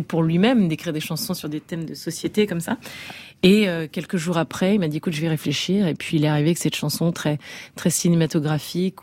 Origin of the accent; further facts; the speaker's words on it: Brest, Brittany, France; Brest, qui est ma ville de naissance